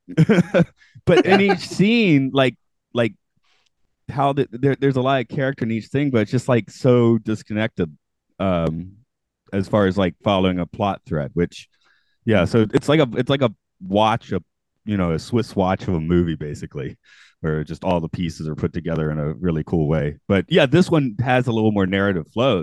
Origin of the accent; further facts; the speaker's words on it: United States; I'm an American